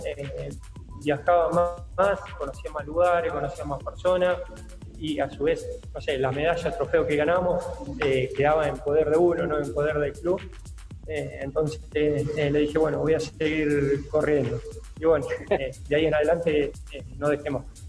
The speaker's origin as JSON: {"language": "Spanish", "town": "Río Colorado", "region": "Río Negro", "country": "Argentina", "tie": "born or raised there", "also_born_or_lived": "Bahía Blanca / Coronel Pringles", "moved": "yes", "lives_now": "Puan, Argentina", "said": "desde los tres años me crié y hice todo mi infancia y mi adolescencia en Río Colorado, provincia de Río Negro"}